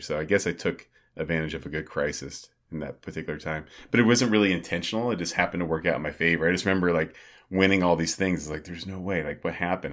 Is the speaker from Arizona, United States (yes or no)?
yes; Arizona, United States; born or raised there; moved away